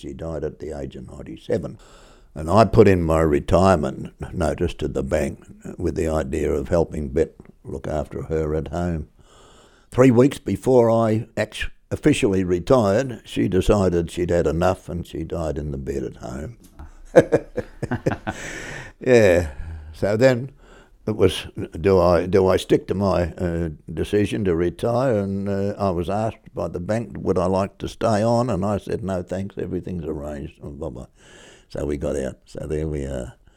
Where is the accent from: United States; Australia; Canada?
Australia; Melbourne, Victoria; also born or lived in Darwin; I came from Kensington, I was born at Kensington, grew up there, went into the army from there